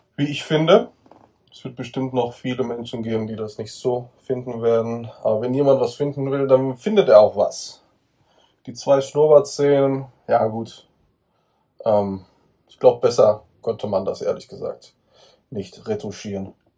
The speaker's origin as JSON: {"language": "German", "country": "Germany", "tie": "born or raised there", "said": "Ich bin Italiener. Ich bin in Deutschland geboren und aufgewachsen."}